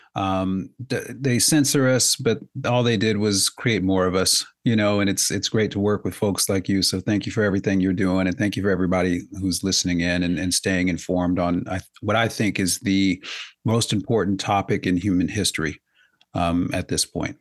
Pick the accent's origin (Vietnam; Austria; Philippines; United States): United States; I'm an American